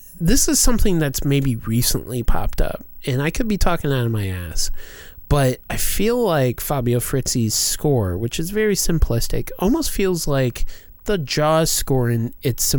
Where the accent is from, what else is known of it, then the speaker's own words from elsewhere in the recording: Missouri, United States; we're from Missouri